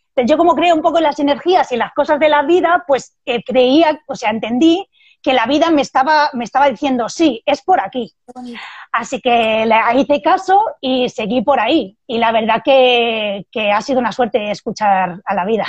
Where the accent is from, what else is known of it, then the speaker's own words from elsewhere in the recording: Barcelona, Catalonia, Spain; moved away as an adult; also born or lived in Madrid; now in Salamanca, Spain; yo soy de Barcelona